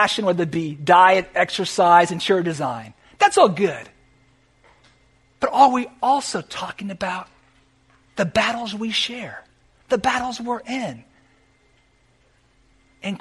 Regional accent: California, United States; now in South Florida, United States; Where I grew up in California

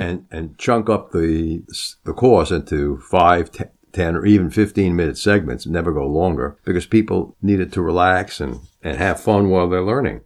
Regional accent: Long Island, New York, United States; I grew up on Long Island

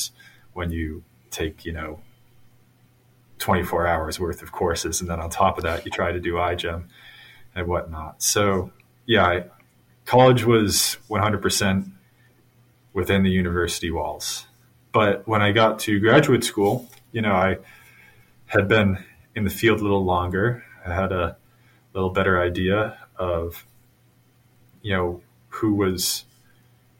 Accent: Massachusetts near Boston, United States; Growing up in Massachusetts near Boston

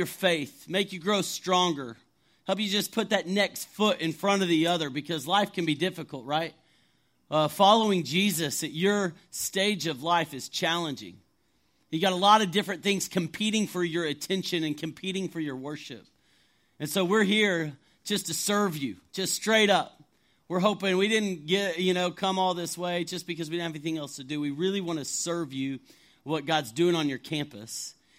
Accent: Canyon, Texas, United States; now in Atlanta, United States; I'm not originally from Georgia, though. I grew up in West Texas, Amarillo area. Any like West Texas people in the house? Okay. I'm a Canyon guy. You might not have heard of it, but Canyon, Texas is where I'm, where I call home or where I grew up.

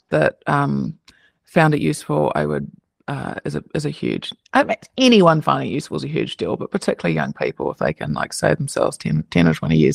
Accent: New Zealand; It's fun when I go home. I can hear my accent now, so you could maybe maybe meet a New Zealander, and then I can just when I can hear their accent, it makes me feel like home.

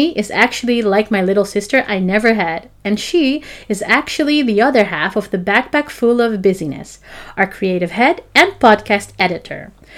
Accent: Amsterdam, North Holland, Netherlands; I have my home where I grow up here in Amsterdam, which is really my home.

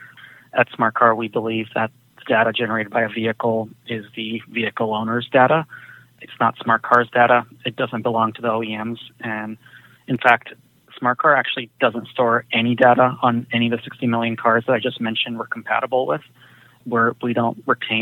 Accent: Silicon Valley, California, United States; I grew up in the Silicon Valley

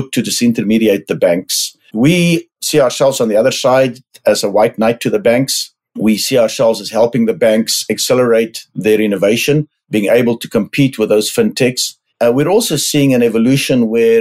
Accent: South Africa; moved away as an adult; also born or lived in London, United Kingdom / Buenos Aires, Argentina; now in United States; I am South African, grew up in the farm country of South Africa

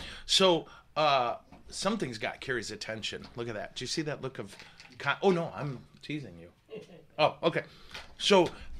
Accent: northern Midwest, United States; we're from the Midwest, the northern Midwest.

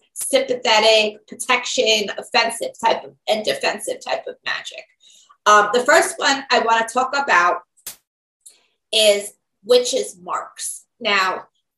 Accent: New York, United States; I am from New York, New York State to be exact

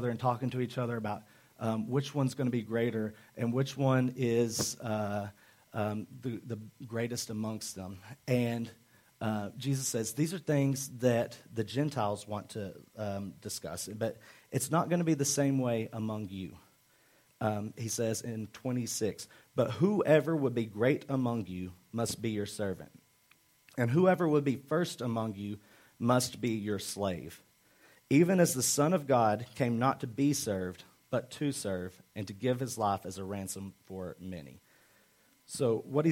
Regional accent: Arkansas, United States; I'm from Arkansas

